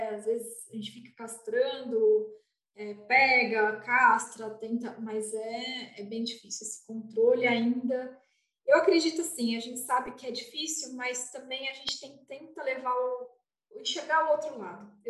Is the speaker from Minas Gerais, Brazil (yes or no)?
no; São Paulo, Brazil; sou de São Paulo.